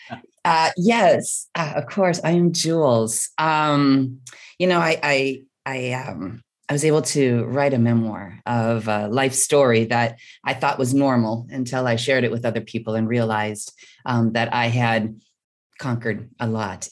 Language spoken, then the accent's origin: English; Midwest, United States; I was born and raised in the Midwest